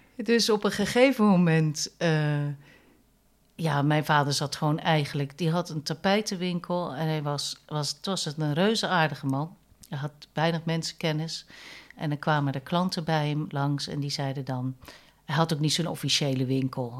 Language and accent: Dutch; Vlaardingen, South Holland, Netherlands; moved away as an adult; also born or lived in Nijmegen; ik ben geboren in Vlaardingen als vijfde in een gezin